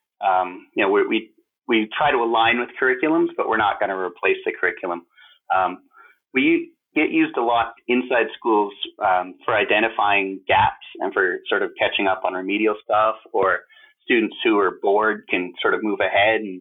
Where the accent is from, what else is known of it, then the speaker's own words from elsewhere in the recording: Calgary, Alberta, Canada; also born or lived in Toronto / Silicon Valley; now in Calgary, Canada; I grew up in Calgary